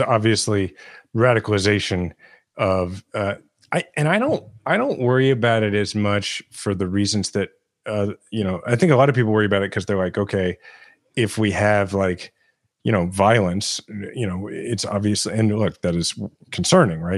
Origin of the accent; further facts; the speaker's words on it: Kansas City, Missouri, United States; my hometown in Kansas City